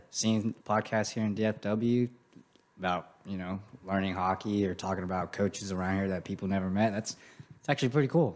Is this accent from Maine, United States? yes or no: no; Grand Prairie, Texas, United States; I grew up in Grand Prairie. That's where I'm from